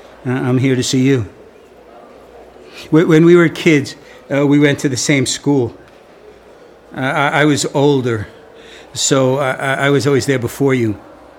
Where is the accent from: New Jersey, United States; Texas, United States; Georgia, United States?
New Jersey, United States; Wayne; No. No, no, that was us. We grew up in Wayne, New Jersey. We lived in a townhouse, or at least that's what we called it. It was really a row house.